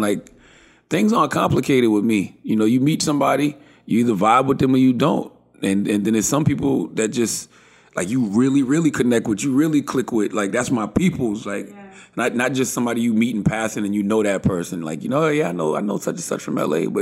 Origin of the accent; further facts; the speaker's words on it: South Carolina, United States; I'm from South Carolina. So being that I'm from South Carolina